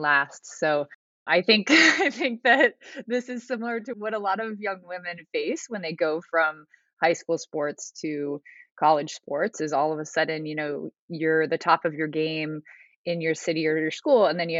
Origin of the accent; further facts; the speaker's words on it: Alaska, United States; growing up in Alaska